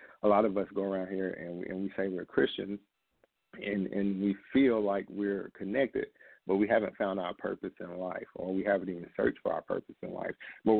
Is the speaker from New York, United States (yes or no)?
no; Camden, Arkansas, United States; And for me, coming from Arkansas, small towns in Arkansas, Southwest Arkansas, I was born in Camden, and I was lost for a long time.